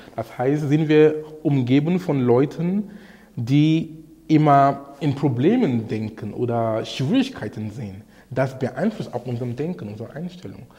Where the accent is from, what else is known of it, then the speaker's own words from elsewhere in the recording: Cameroon; moved away; in Kamerun, wo ich herkomme